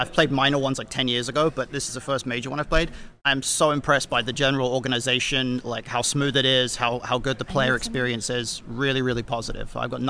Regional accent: United Kingdom; as a British person

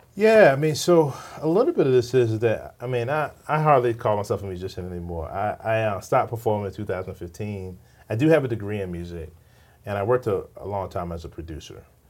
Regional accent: Richmond, Virginia, United States; I grew up in Richmond, Virginia

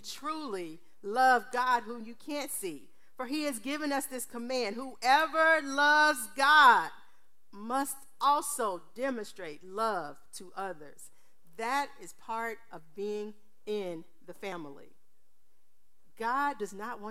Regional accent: Texas, United States; I'm from Texas.

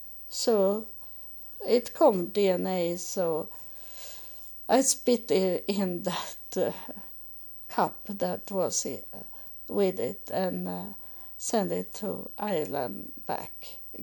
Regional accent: Israel; English is a second language; as I come from Israel, I don't have so much money

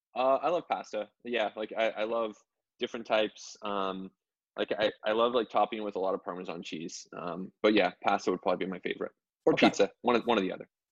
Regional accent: Canada; as a Canadian

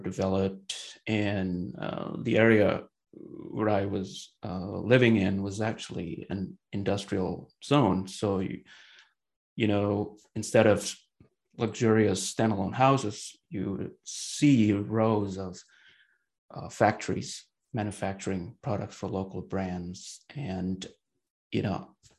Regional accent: Bandung, West Java, Indonesia; moved away; I was born and raised in Bandung, which is the capital city of the West Java province on the island of Java in Indonesia

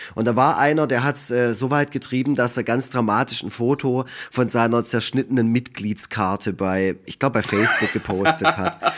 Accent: Wildberg, Baden-Württemberg, Germany; Ich komme aus Effringen, da wohnen 1500 Menschen. Das ist ein kleines Dorf, eingemeindet äh, zu Wildberg

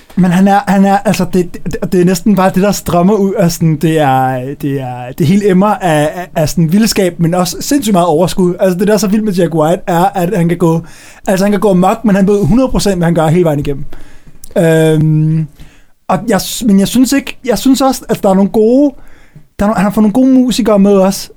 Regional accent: Copenhagen, Capital Region of Denmark, Denmark; hjemme på mit, øh, på mit øh, gamle børneværelse hjemme på Østerbro

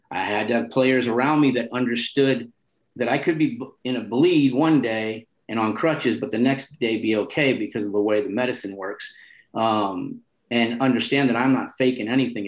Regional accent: San Francisco, California, United States; also born or lived in Nebraska; But I'm born and raised in North Beach, and I always identify with North Beach

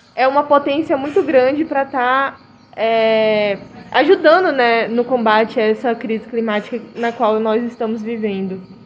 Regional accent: Rio Branco, Acre, Brazil; sou de Rio Branco Acre

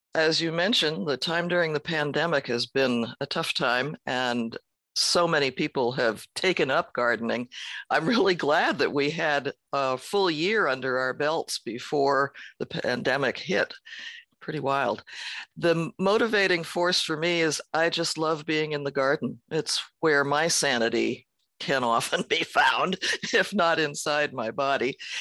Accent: San Francisco, California, United States; I was born in San Francisco

